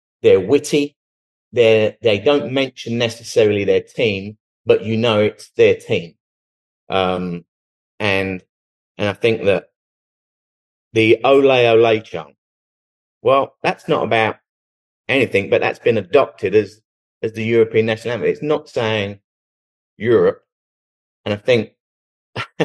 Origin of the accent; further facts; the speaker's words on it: England, United Kingdom; moved away as an adult; now in Dallas, United States; Growing up in England, my dad was Irish and he moved to England